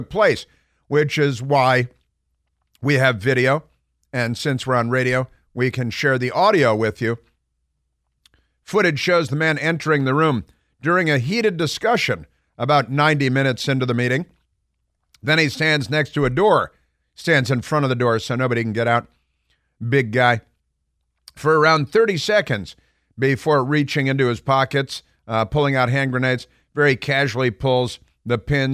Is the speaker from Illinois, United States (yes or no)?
yes; Chicago, Illinois, United States; moved away; I grew up in Chicago mostly, and there are a lot of Eastern Europeans there